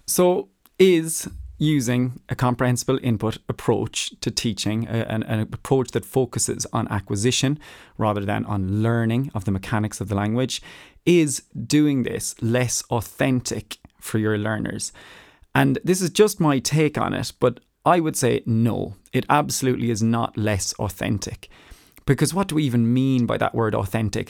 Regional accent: Ireland; moved away; as an Irish person, having grown up in Ireland

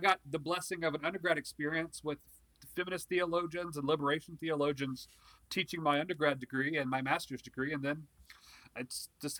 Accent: Earl, North Carolina, United States; also born or lived in Chicago; I am from North Carolina. I am from the town of Earl, North Carolina, which no one knows where that is because it's a rural town.

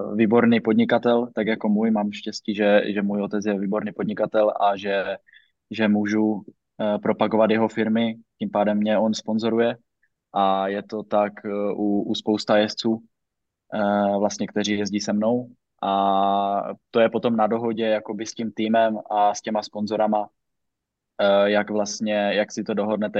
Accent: Zašová, Zlín Region, Czechia; z vesnice, z které pocházím ze Zašové

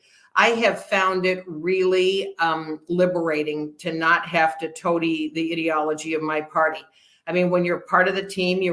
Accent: Redmond, Oregon, United States; also born or lived in Bend, Oregon; I grew up in Redmond. I was born in Bend because there was no hospital.

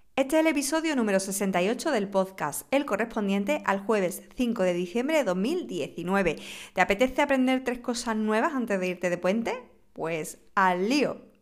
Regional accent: Huelva, Andalusia, Spain; mi tierra Huelva

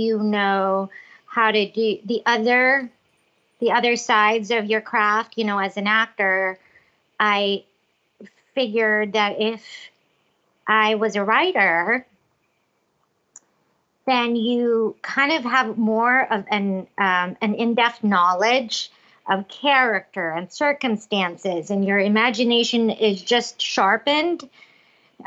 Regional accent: Cebu City, Central Visayas, Philippines; moved away as an adult; also born or lived in Los Angeles; now in New York City, United States; I was born and raised in Cebu City in the Philippines

